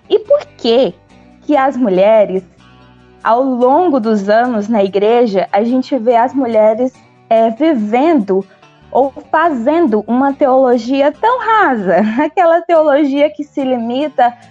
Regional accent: Nova Russas, Ceará, Brazil; moved away as an adult; now in Uruaçu, Brazil; Eu sou filha de Nova Russas, né? Então, meu sotaque é conhecido, mas moro já há 10 anos em Goiás e há cerca de quatro anos nós estamos servindo a Deus aqui em Uruaçu, fica no norte de Goiás.

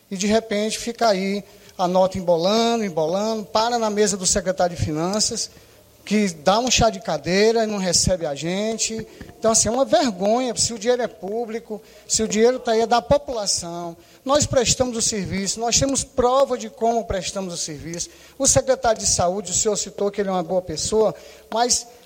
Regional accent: Juazeiro do Norte, Ceará, Brazil; Eu venho lá de Juazeiro do Norte para dar essa fala de cinco minutos

